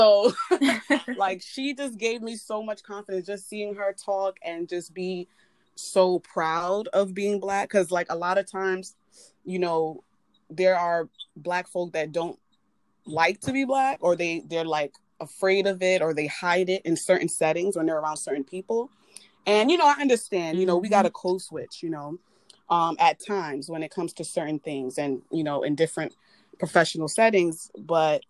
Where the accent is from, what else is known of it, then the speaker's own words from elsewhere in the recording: United States; my parents weren't born here. They're from Jamaica, but I was born here